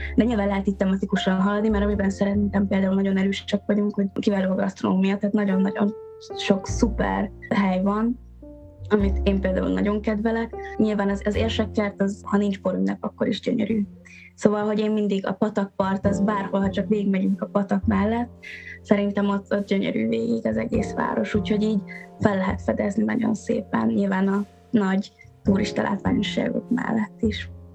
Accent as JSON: {"language": "Hungarian", "town": "Eger", "region": "Heves", "country": "Hungary", "tie": "born or raised there", "said": "a szülővárosom is ugye Eger"}